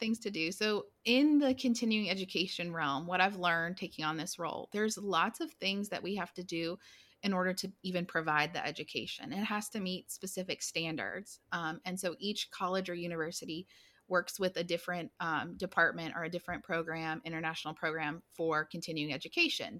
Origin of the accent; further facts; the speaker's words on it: Blacksburg, Virginia, United States; moved away as an adult; now in Texas, United States; I'm from Blacksburg, Virginia, so Virginia Tech Hokies, that's where I grew up.